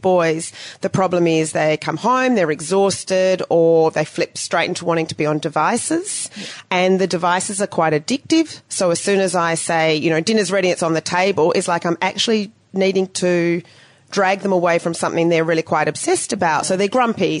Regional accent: Australia; also born or lived in New Zealand; now in Ho Chi Minh City, Vietnam; us who just grew up in a regular family, in our own home country. And, yeah, I love being Australian

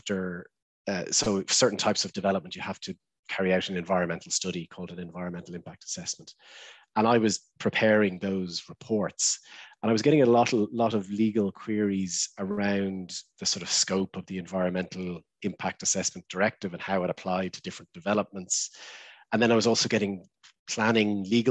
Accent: Ireland; also born or lived in London

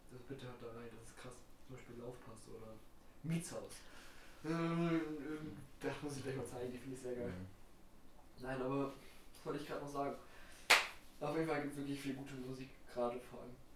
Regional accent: Berlin, Germany; Also ich habe auch kein EVS oder irgendwas oder 808 habe ich nie gehört oder ich bin ein Berliner.

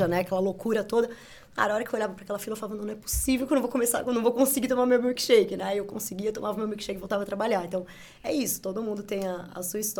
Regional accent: Santo André, São Paulo, Brazil; eu sou de Santo André

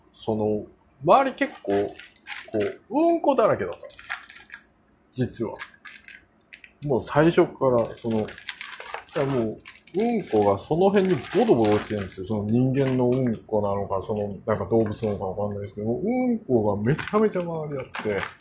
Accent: South Korea; Japanese is a second language; also born or lived in Japan; now in New York, United States; 韓国で生まれたんですけど

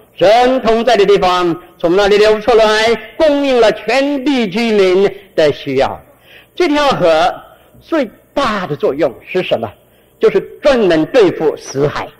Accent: Guangdong, China; accent: Cantonese; 我们广东话哎叫钱叫水，叫水

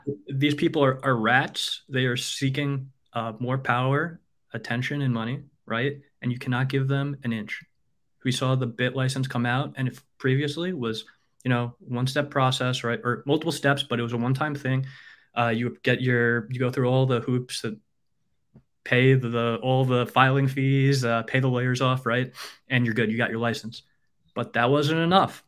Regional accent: New York, United States; moved away as an adult; I'm a New Yorker, born and raised

